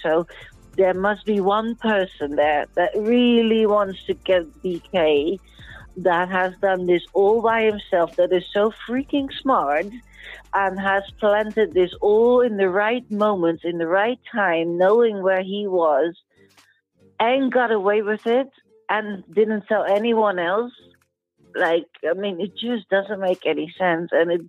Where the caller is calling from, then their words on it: Spain; So I'm calling in from Spain.